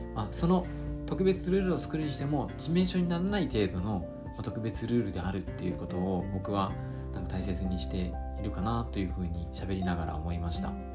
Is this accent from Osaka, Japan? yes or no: no; Fukuoka, Japan; 私の地元の福岡